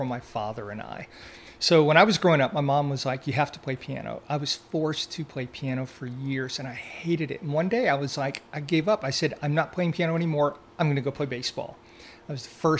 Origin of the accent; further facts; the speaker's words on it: Deep South, United States; growing up in the Deep South with the hot summers